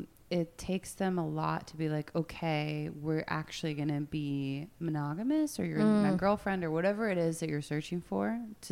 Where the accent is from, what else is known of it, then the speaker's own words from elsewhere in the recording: central Pennsylvania, United States; moved away as an adult; now in France; Originally from central Pennsylvania. Been in France for 15 years.